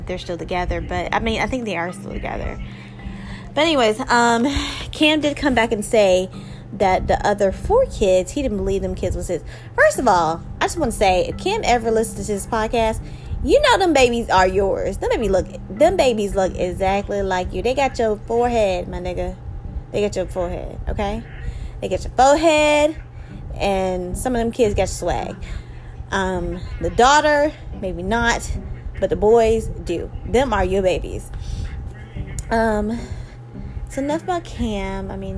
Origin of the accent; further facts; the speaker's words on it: Charlotte, North Carolina, United States; So, you know, all you guys, you know, I'm from Charlotte.